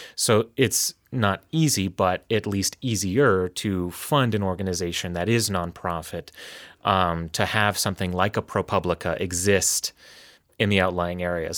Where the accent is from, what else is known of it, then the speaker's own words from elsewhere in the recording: Las Vegas, Nevada, United States; also born or lived in Reno, Nevada; I'm from Nevada. I was raised in Las Vegas.